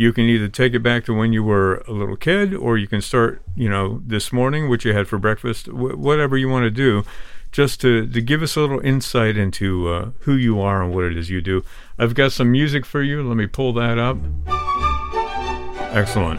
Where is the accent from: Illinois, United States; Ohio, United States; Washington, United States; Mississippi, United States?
Illinois, United States; Moline; moved away; also born or lived in Boston, Massachusetts; Was raised in Moline, Illinois